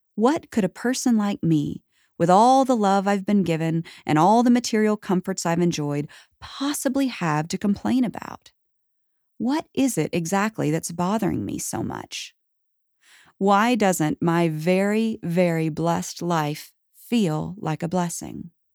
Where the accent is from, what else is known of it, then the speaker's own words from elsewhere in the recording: the Bible Belt, United States; I was born in the Bible Belt, raised in a middle-class family of four